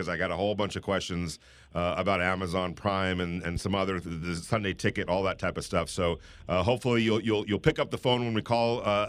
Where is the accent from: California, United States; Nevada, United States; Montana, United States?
California, United States; Southern; now in Las Vegas, United States; we grew up in Southern California